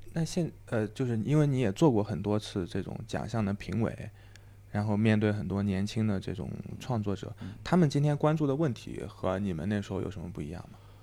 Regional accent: Henan, China; moved away; 我老家河南的

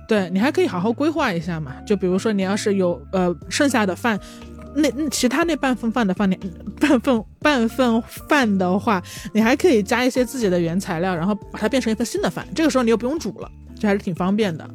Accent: Changsha, Hunan, China; 我们查杀人，真的是从小到大都地地道道在吃的一些东西

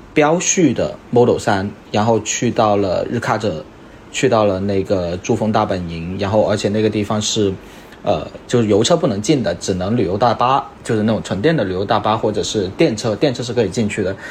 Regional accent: Guangdong, China; moved away; 再回我广东老家

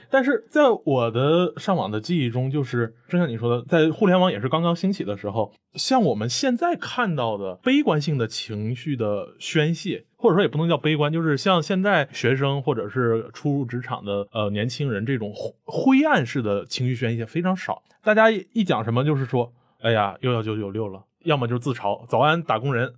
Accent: Northeast China, China; moved away; 我老家在东北嘛 东北你懂的，这是，也是一个充满了这个单位制的地方

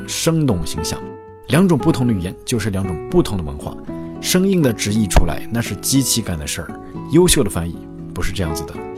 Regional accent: China; first language Chinese; now in Japan; 我们中国人

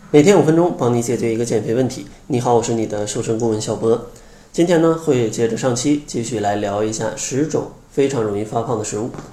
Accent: Harbin, Heilongjiang, China; 我是东北人啊，哈尔滨的，小时候吃的口味真的是非常重啊

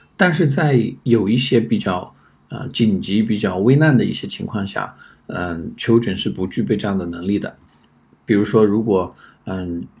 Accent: China; 比较符合我们中国人的这种思维习惯

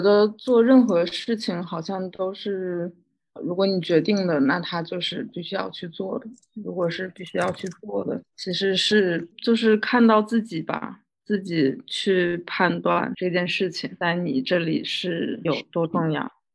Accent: Northeast China, China; moved away; 我老家是东北的一个三线小，小城市

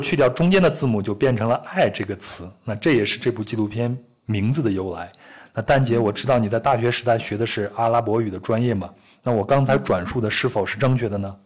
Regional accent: Henan, China; moved away; 我老家的河南，我们也会吃很多的饼子

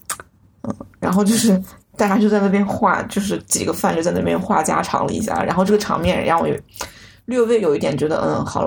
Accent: China; 我就说我是从中国来的

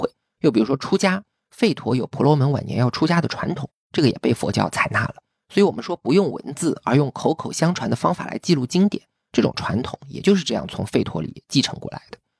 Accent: China; 这其实非常典型的中国式思维，因为我们中国人有非常强大的文字传统，要把一切知识都转化为文字，我们才有安全感。

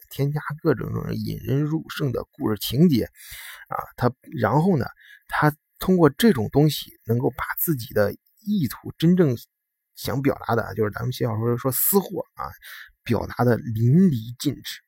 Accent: China; moved away as an adult; also born or lived in Germany; 作为一个中国人呢，就土生土长，土生土长的中国人

